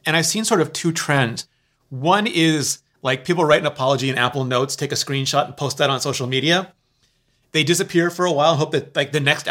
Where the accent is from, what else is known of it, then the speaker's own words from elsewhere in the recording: Canada; I'm a Canadian.